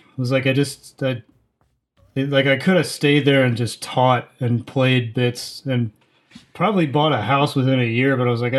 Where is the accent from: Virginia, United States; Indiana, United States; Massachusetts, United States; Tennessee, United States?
Virginia, United States; Reston; moved away as an adult; also born or lived in Washington, D.C. / Morgantown, West Virginia / Pittsburgh; now in New Orleans, United States; So I was born in D.C., and then I grew up in Fairfax County, Virginia, in a town called Reston.